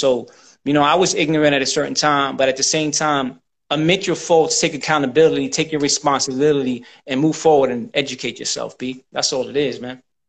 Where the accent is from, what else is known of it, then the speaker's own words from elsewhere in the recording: United States; See, my nationality is I'm American, you know, but I descend from Puerto Rico.